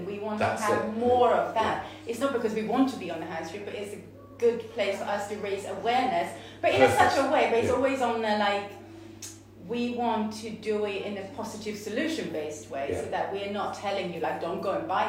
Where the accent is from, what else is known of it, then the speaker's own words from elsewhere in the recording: Sweden; now in Chippenham, United Kingdom; I grew up in Sweden.